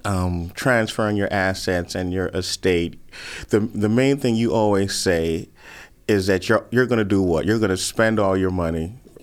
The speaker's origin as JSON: {"language": "English", "country": "Bermuda", "tie": "born or raised there", "said": "growing up in Bermuda"}